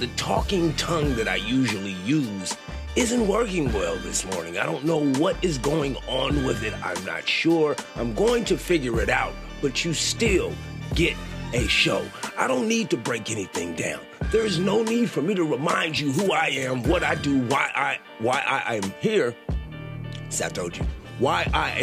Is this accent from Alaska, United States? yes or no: no; Sacramento, California, United States; I grew up in Sacramento.